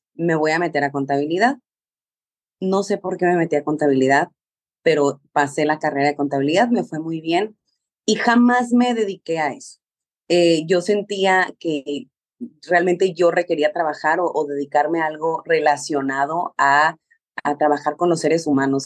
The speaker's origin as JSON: {"language": "Spanish", "town": "Mexicali", "region": "Baja California", "country": "Mexico", "said": "yo soy mexicana, soy de Mexicali, Baja California"}